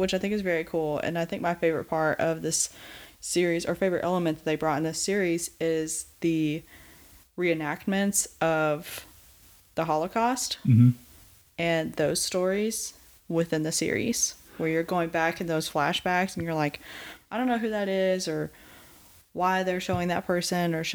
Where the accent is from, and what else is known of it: the American South, United States